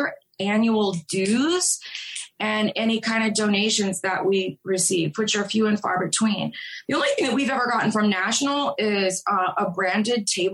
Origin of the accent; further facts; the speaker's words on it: New Orleans, Louisiana, United States; moved away as an adult; now in Charlotte, United States; I'm from New Orleans. Moving to Charlotte, it's been really difficult for me to adjust because this is a much more segregated city than where I grew up and where I came from